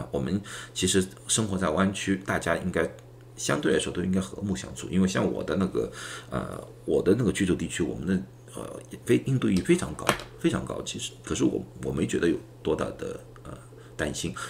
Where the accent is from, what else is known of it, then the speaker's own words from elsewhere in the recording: China; now in United States; 如果说去年啊，刚刚疫情刚刚开始的时候，人家也躲开我们中国人的话，我们心里也会比较难受啊。